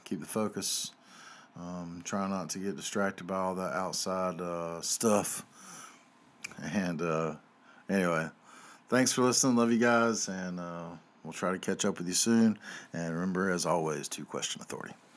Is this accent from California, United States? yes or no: no; North Carolina, United States; I'm from North Carolina here